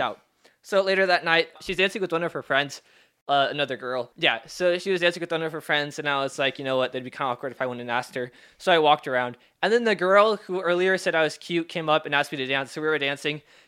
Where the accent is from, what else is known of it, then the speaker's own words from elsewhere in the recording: Seattle, Washington, United States; also born or lived in Federal Way / Normandy Park; I was born in Seattle. I lived in Federal Way, and then I moved out to Normandy Park